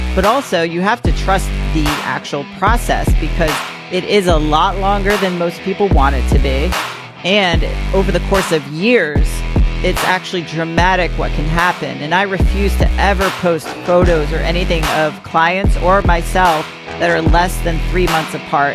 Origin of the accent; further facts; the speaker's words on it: Greenwich, Connecticut, United States; I grew up in Greenwich, Connecticut